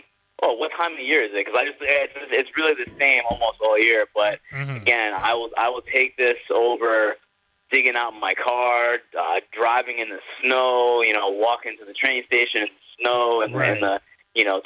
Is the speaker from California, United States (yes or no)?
no; New York, United States; moved away as an adult; now in Los Angeles, United States; growing up in New York, obviously, for most of my life, the first 30 years of my life